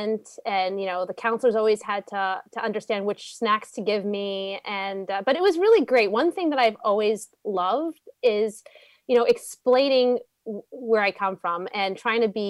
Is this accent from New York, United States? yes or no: yes; New York City, New York, United States; also born or lived in Staten Island; I am a Brooklyn girl originally, born in Brooklyn. I lived in Canarsie for a little bit, ventured to Staten Island, and I went to Yeshiva Flatbush for 12 years, did that trek from Staten Island to Brooklyn.